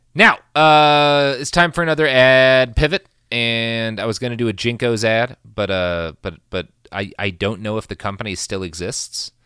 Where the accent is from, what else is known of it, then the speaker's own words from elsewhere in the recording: Oklahoma, United States; when I grew up in Oklahoma and they would paddle us